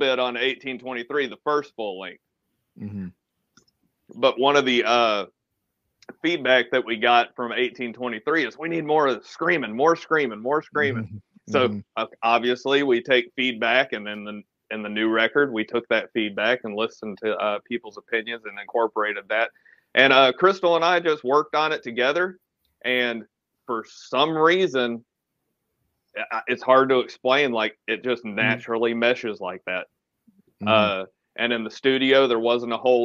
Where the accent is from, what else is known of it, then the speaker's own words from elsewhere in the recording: Atlanta, Georgia, United States; I'm from Atlanta